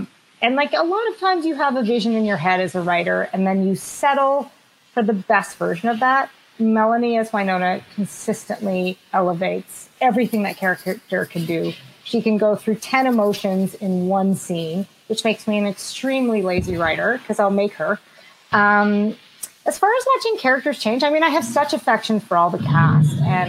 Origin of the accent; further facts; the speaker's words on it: Boston, Massachusetts, United States; born there; Hey, I was born in Boston, so if I want to talk trash about Earp, I'm just kidding.